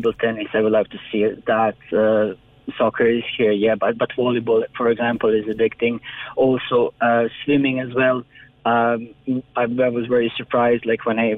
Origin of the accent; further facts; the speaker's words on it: Croatia; moved away as an adult; now in Ireland; I'm from Croatia